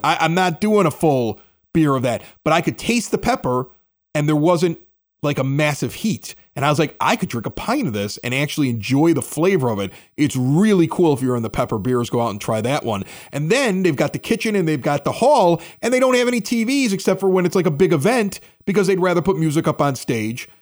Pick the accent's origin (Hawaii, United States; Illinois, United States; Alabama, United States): Illinois, United States; Chicago; moved away; also born or lived in Southern California; I'm looking for Chicago radio 'cause I miss my hometown